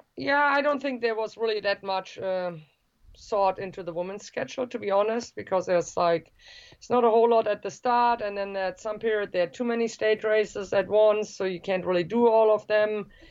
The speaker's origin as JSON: {"language": "English", "country": "Germany", "tie": "born or raised there", "said": "the state where I grew up in Germany"}